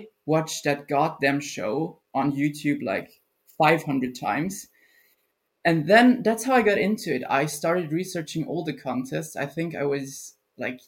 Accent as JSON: {"language": "English", "country": "Austria", "second_language": "English", "said": "I'm from Austria"}